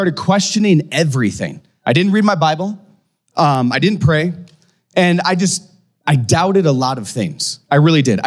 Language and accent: English; Aberdeen, South Dakota, United States; now in Fargo, United States; I grew up in a town called Aberdeen, South Dakota